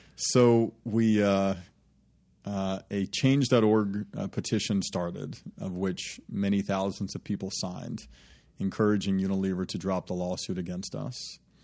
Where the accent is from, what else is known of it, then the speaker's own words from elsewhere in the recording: Birmingham, Alabama, United States; moved away; the folks that I was raised with in Birmingham